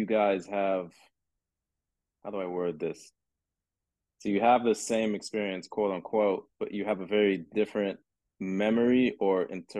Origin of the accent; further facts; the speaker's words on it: London, United Kingdom; born there; because I was born in London, and he was out in London not too long ago.